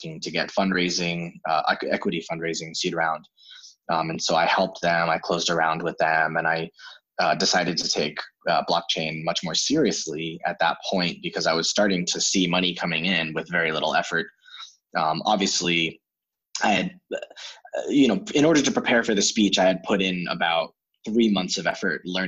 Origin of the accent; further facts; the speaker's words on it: United States; moved away as an adult; also born or lived in China; I'm from the States and I have a degree in psychology.